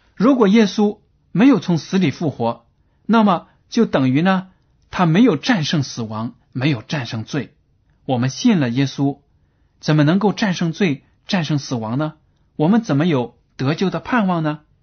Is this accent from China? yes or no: yes; China; 我们中国人